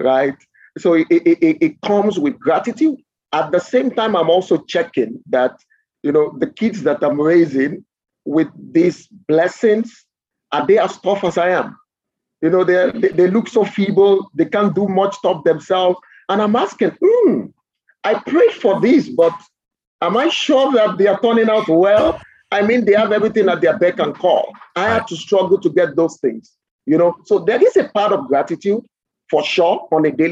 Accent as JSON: {"language": "English", "region": "Lagos", "country": "Nigeria", "tie": "born or raised there", "said": "I grew up in Nigeria, and I must confess that I don't have pleasant memories of my childhood"}